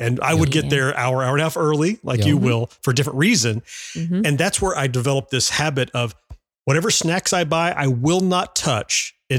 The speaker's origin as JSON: {"language": "English", "region": "Florida", "country": "United States", "tie": "born or raised there", "said": "I grew up in Florida, which is just incredibly spread out and there's nothing close to anything else."}